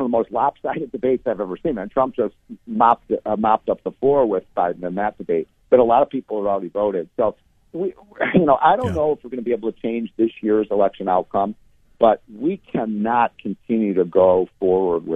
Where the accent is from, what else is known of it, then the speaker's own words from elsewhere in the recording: Chicago, Illinois, United States; I come from Chicago. I hail from Chicago.